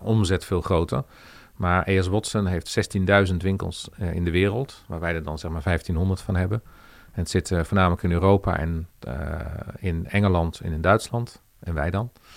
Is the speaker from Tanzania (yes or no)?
no; Veenendaal, Utrecht, Netherlands; Ik kom oorspronkelijk uit Veenendaal